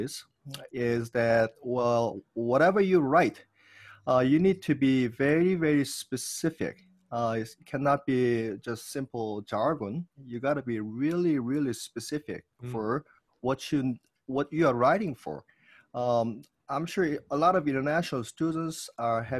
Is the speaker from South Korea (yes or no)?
yes; South Korea; also born or lived in New York / Indiana / Las Vegas; now in California, United States; I am from South Korea